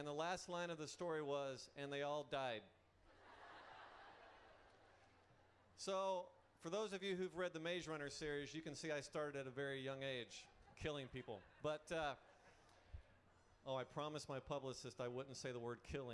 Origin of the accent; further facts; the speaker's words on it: Atlanta, Georgia, United States; I was born in Atlanta, Georgia